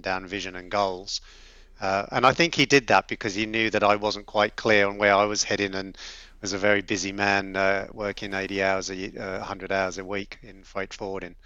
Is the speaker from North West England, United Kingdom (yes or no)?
no; London, United Kingdom; also born or lived in South Coast, England; now in Australia; I grew up in London, the youngest of 10 kids